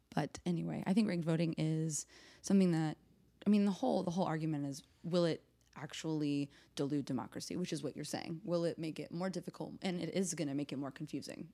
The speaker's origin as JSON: {"language": "English", "town": "Nashville", "region": "Tennessee", "country": "United States", "said": "I'm from Nashville"}